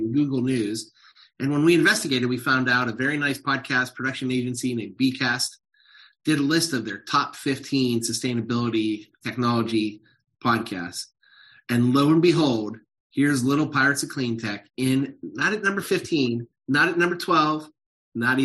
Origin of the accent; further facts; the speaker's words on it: Youngstown, Ohio, United States; moved away; I'm in my hometown of Ohio, Youngstown, Ohio